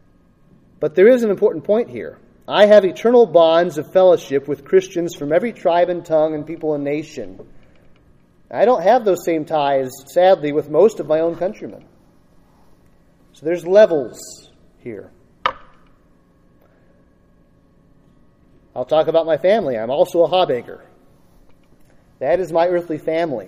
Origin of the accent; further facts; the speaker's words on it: United States; I am an American